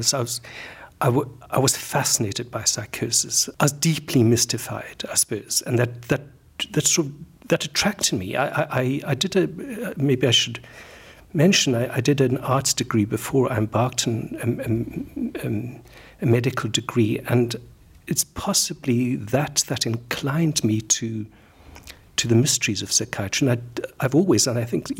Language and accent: English; South Africa; moved away as an adult; also born or lived in London, United Kingdom / Cape Town, South Africa; I am South African. I trained as a medical doctor in Cape Town in South Africa.